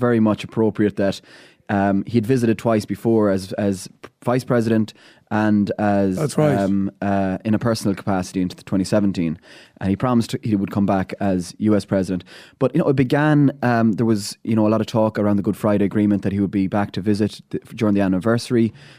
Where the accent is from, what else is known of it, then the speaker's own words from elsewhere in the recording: Ballina, County Mayo, Ireland; I grew up in Ballina, second youngest of 13 kids.